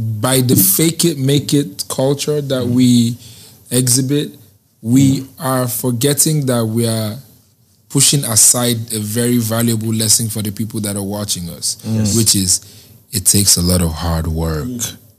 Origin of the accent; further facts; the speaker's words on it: Nigeria; Because I'm a Nigerian and it's a dance that is in Nigeria.